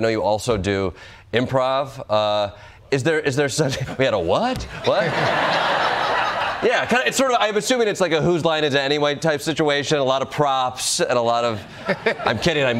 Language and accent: English; Chicago, Illinois, United States; Now, switching gears a little bit here, I'm from Chicago.